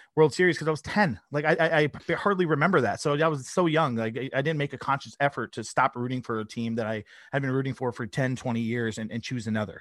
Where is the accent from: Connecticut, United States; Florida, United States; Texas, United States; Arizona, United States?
Florida, United States; South; I was born in South Florida